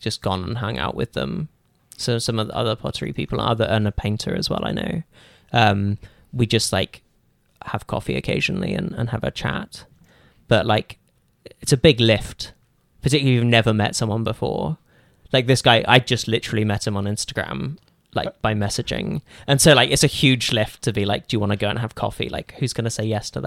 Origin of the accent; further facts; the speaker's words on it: Cambridge, East of England, United Kingdom; moved away as an adult; now in Burnaby, Canada; I moved from Cambridge where I'd lived my entire life.